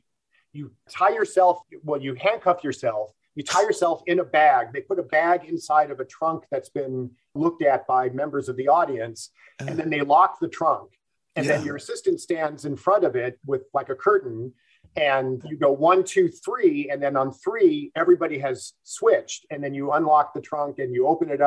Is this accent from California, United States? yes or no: yes; Los Angeles, California, United States; I grew up in the San Fernando Valley, the northeast part of it, where North Hollywood and Sun Valley kind of come together